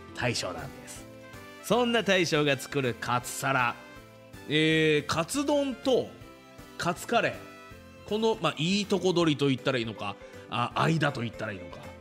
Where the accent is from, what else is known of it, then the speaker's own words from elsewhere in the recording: Fuji, Shizuoka, Japan; 生まれも育ちも富士市